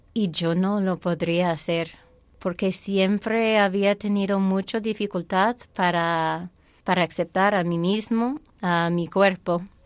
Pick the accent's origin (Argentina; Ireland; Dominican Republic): Ireland; Spanish is a second language; moved away; also born or lived in Saudi Arabia; Pero luego, a volver a Irlanda, mi vida de fe sí fue muy convencional